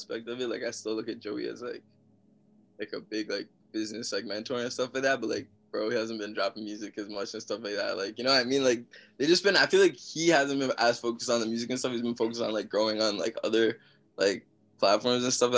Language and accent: English; Mississauga, Ontario, Canada; also born or lived in Toronto; I'm from Toronto, or Mississauga, Ontario. That's in Canada